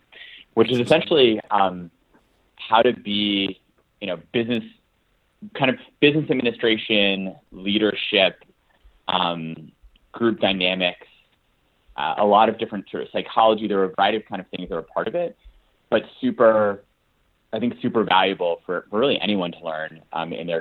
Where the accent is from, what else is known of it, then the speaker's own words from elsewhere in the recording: United States; I grew up in just outside of the Washington, D.C. area